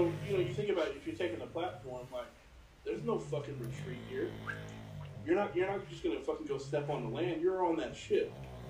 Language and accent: English; Wimberley, Texas, United States; I'm born and raised in Texas, lived here my whole life. I'm from a small town called Wimberley, which is, it's like south of Austin, maybe like 35 minutes.